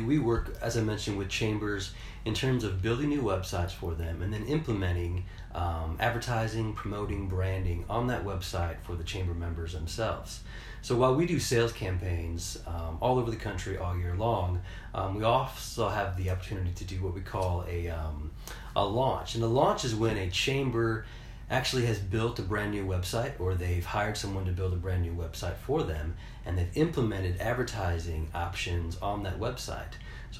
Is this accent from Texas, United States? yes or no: no; Indiana, United States; also born or lived in Florida; we moved here from Florida, actually. Grew up in the region outside of Chicago. My wife's from Ohio. Indiana's home, but we've kind of lived all over the place over the last 15 years.